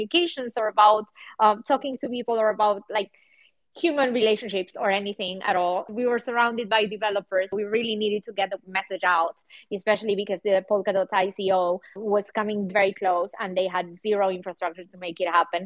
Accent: Buenos Aires, Argentina; now in Berlin, Germany; I live in Berlin and I'm from Buenos Aires, Argentina

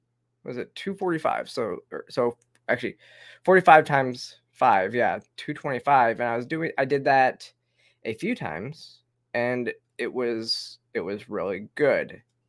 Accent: Georgia, United States; here in my home state of Georgia, not far from me

